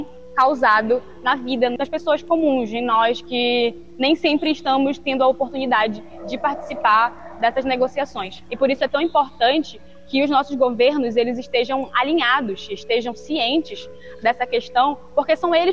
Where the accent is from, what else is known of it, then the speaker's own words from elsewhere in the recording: Belém, Pará, Brazil; sou de Belém do Pará